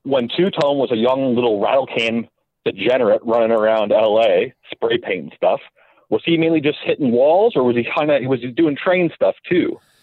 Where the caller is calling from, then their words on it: Toronto, Ontario, Canada; I'm calling in from Toronto today